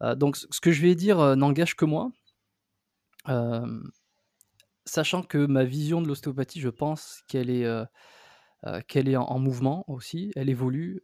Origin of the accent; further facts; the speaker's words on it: south-west France, France; accent: French; moved away as an adult; also born or lived in Bordeaux; now in Montreal, Canada; je suis né en France, dans le, le sud-ouest, j'ai fait mes études là-bas.